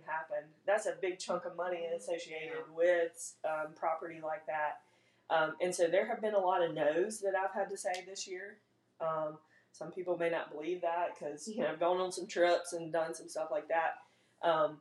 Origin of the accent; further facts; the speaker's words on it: Big Level, Mississippi, United States; moved away as an adult; now in Hattiesburg, United States; I live in Hattiesburg now, but I'm not from Hattiesburg. Grew up in Big Level on a farm